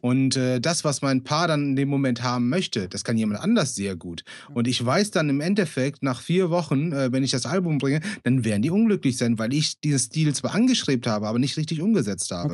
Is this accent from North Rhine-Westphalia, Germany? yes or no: yes; Bonn, North Rhine-Westphalia, Germany; Ich bin gebürtiger Bonner